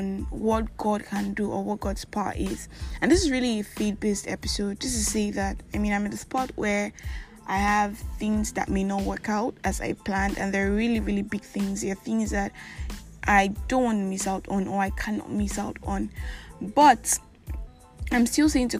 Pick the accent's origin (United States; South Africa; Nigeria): Nigeria; I'm that Nigerian Christian alcoholic